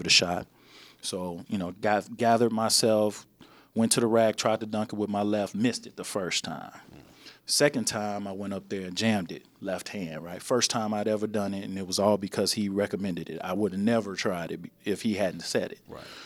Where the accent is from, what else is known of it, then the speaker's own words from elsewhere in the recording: Chicago, Illinois, United States; originally, I'm from Chicago